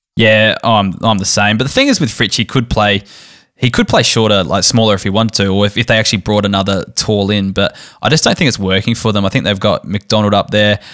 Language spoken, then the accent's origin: English; Barossa Valley, South Australia, Australia; born and raised in the Brossa Valley, German heritage